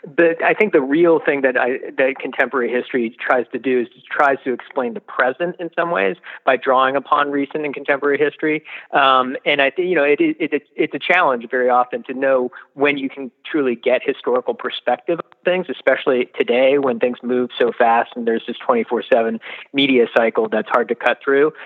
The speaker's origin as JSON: {"language": "English", "town": "Washington", "region": "District of Columbia", "country": "United States", "tie": "born or raised there", "said": "I grew up in the Washington D.C. area during the '80s"}